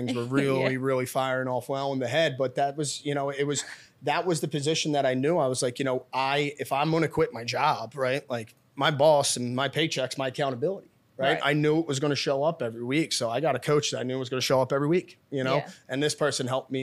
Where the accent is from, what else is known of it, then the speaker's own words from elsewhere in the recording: Philadelphia, Pennsylvania, United States; I'm born and raised in Northeast Philadelphia